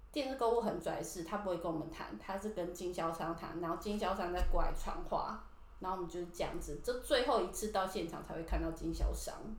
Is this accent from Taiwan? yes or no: yes; Taiwan; moved away as an adult; now in Tokyo, Japan; 我们台湾人